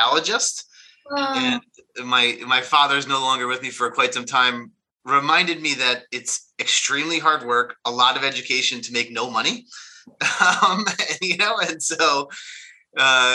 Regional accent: North New Jersey, United States; moved away as an adult; now in Greenwich, Connecticut, United States; I grew up in New Jersey, right outside the city.

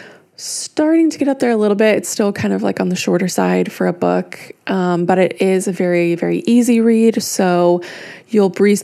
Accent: United States; now in Europe; as an American reader, like I do live in Europe, but as an American reader

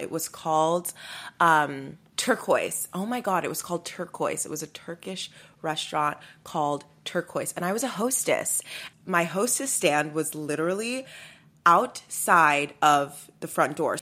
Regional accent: Sugar Land, Texas, United States; I'm from Sugarland, Texas.

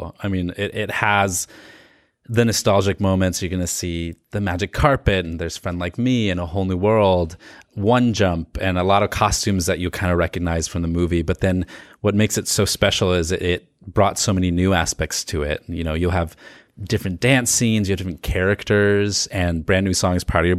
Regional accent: Virginia Beach, Virginia, United States; moved away as an adult; now in New York, United States; Yes, I'm from Virginia Beach.

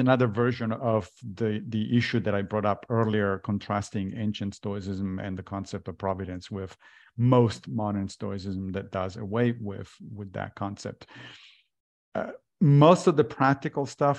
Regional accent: Italy; moved away; I grew up in Italy as a Catholic

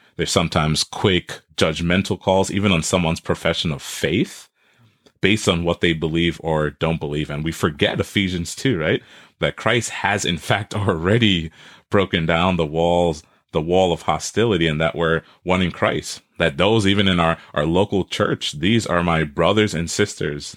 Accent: New York City, New York, United States; also born or lived in Trinidad; now in Wisconsin, United States; I was born in Trinidad, and I grew up in Brooklyn, New York

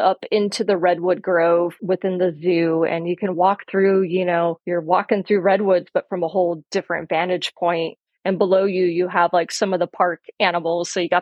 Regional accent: northern LA County, Southern California, United States; moved away as an adult; also born or lived in Utah; now in Mendocino County, United States; Growing up in the high desert in Southern California

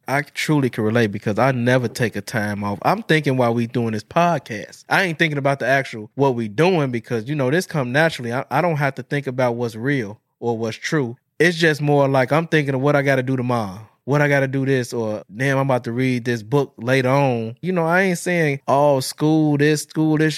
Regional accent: Chicago, Illinois, United States; now in Madison, United States; I was born and raised in Chicago

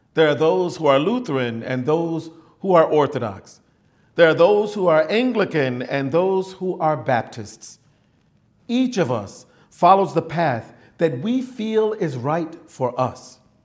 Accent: United States

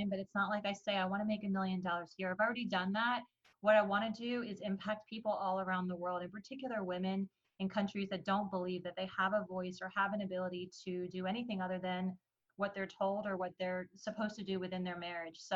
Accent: Iran; born there; I you know, I was born in Iran and I got a chance to meet my family.

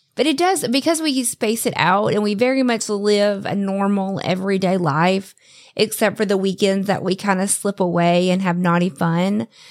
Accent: the South, United States; I was raised in the South

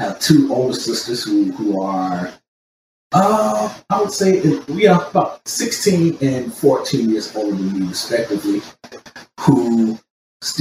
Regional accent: the South, United States; now in Los Angeles, United States; I'm living in LA right now, but born and raised in the South

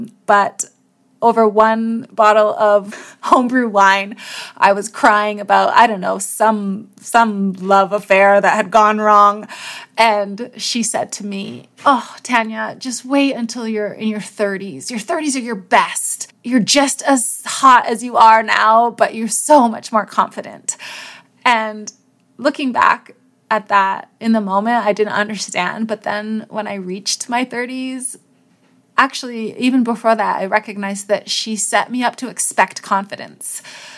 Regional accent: New York, United States; Remember when I said I was from New York? And then I said upstate New York? My very first job was on a dairy farm.

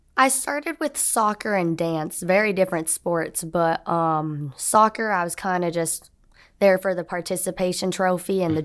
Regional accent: Orlando, Florida, United States; moved away as an adult; now in Auburn, United States; I'm from Orlando, Florida, so I wanted to be close to home

